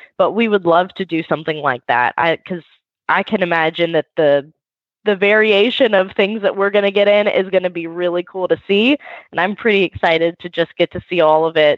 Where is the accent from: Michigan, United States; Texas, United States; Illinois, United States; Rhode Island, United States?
Texas, United States; Sugar Land; I am from Sugar Land, Texas, which is southwest of Houston